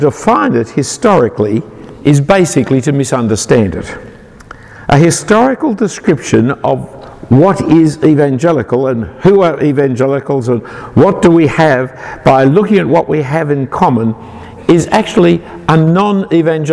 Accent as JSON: {"language": "English", "town": "Sydney", "region": "New South Wales", "country": "Australia", "said": "I'm an Australian. I'm not even that really. I'm a Sydney sider."}